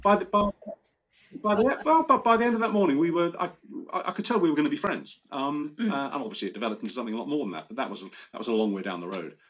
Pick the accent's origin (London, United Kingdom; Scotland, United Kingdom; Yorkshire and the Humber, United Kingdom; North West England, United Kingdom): London, United Kingdom; Romford; moved away; Romford in Essex, where I'm born, my hometown